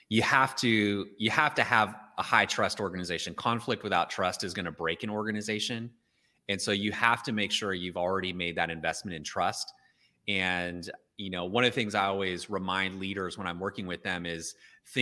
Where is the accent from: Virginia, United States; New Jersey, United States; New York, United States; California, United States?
California, United States; Oakland; I was from Oakland, California